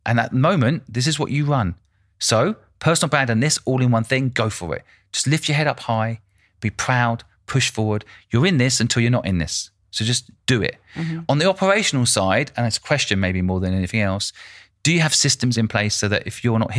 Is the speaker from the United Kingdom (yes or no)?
yes; United Kingdom; I'm also British.